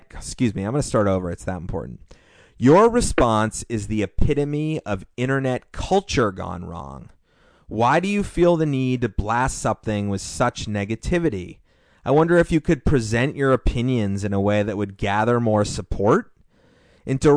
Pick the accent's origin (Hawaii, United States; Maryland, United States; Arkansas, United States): Hawaii, United States; As a Hawaiian, I'm really excited to see authentic poke restaurant open up in this area.